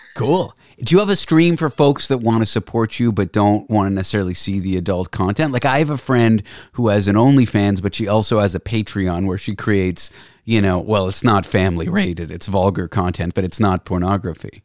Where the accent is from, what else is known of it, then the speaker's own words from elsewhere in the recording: Toronto, Ontario, Canada; also born or lived in Nova Scotia; I'm from Toronto